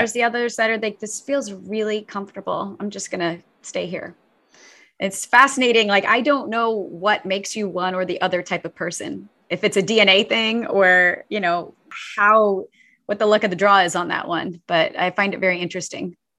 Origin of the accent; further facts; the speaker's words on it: St. Louis, Missouri, United States; moved away; I grew up in the middle of the United States, uh, in, uh, outside of Saint Louis, Missouri